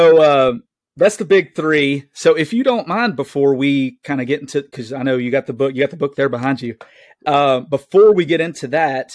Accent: the South, United States; being a Southerner

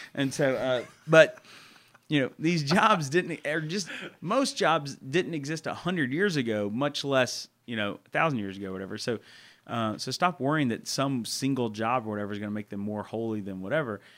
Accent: Murfreesboro, Tennessee, United States; moved away as an adult; also born or lived in Texas; now in Memphis, United States; I'm from Murfreesboro, Tennessee.

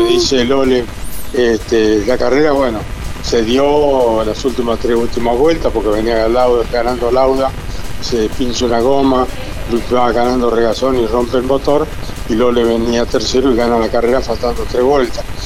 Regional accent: La Pampa, Argentina; moved away; cuando era pibe allá en La Pampa

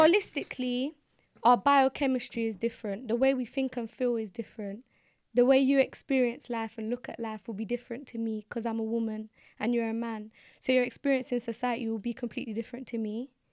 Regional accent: London, United Kingdom; I'm from the Hackney. I'm from Hackney

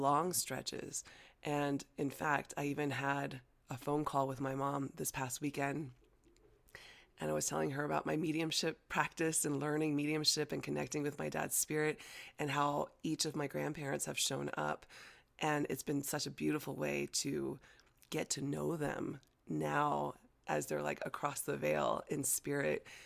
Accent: United States; first language Chinese; English is a second language; American born Chinese, growing up in America, and, you know, Chinese was my first language, but obviously, I quickly learned English

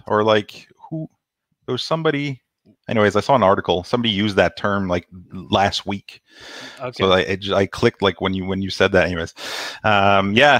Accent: Gatineau, Quebec, Canada; I'm from Gatineau, a little town next to Ottawa. And on the Quebec side

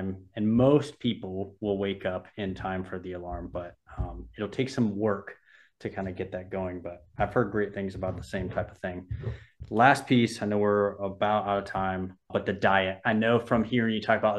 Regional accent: Southern California, United States; I grew up in Southern California

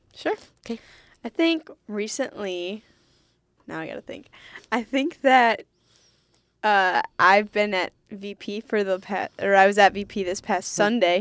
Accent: Holland, Michigan, United States; moved away as an adult; also born or lived in Ann Arbor, Michigan; I grew up in Holland

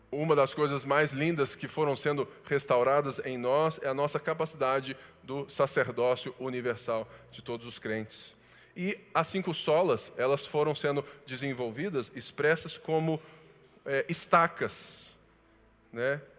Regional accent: Brazil; Nós somos brasileiros

